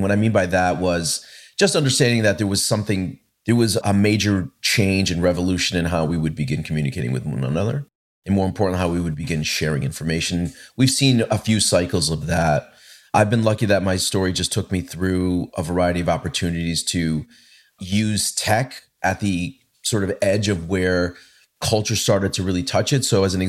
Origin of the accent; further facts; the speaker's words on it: Hartford, Connecticut, United States; also born or lived in Boston; what I was experiencing in my hometown in Hartford and in Boston when I went to university.